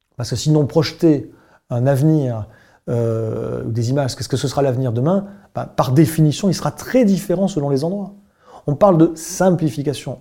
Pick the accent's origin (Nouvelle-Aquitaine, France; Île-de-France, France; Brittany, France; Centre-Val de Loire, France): Nouvelle-Aquitaine, France; Bordeaux; je suis bordelais d'origine